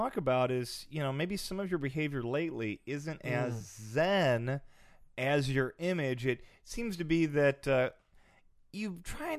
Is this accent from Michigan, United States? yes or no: yes; Michigan, United States; we're from Michigan.